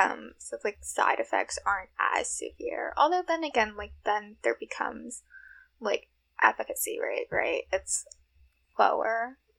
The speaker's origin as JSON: {"language": "English", "town": "New York City", "region": "New York", "country": "United States", "tie": "born or raised there", "said": "I grew up in Rego Park"}